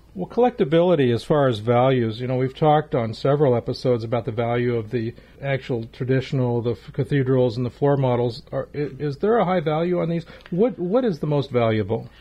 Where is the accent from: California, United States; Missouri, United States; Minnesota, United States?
California, United States; Los Angeles; growing up in Los Angeles